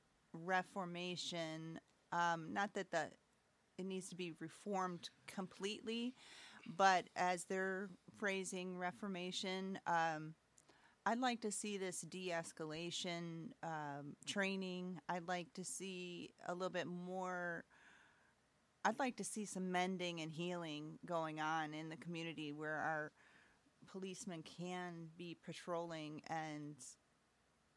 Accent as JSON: {"language": "English", "area": "near Buffalo", "region": "New York", "country": "United States", "tie": "born or raised there", "said": "I grew up near Buffalo, New York"}